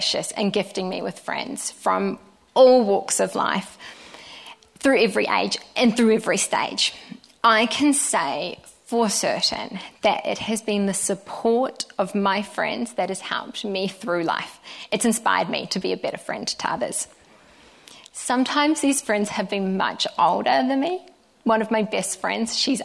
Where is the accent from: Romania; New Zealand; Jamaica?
New Zealand; Te Puna, Bay of Plenty; moved away as an adult; also born or lived in Sydney, Australia; I grew up just outside of Te Amuru on a farm with my older brother and my amazing parents